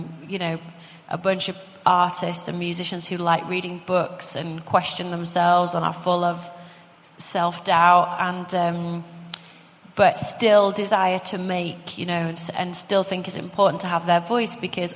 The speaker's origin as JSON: {"language": "English", "town": "Leeds", "region": "Yorkshire and the Humber", "country": "United Kingdom", "said": "I was from Leeds and because I was working class"}